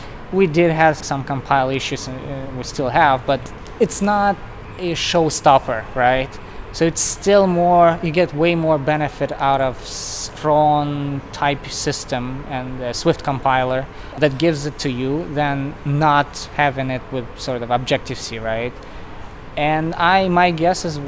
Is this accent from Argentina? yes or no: no; Russia; moved away as an adult; now in United States; I moved to the US probably like 9 years ago. So I'm originally from Russia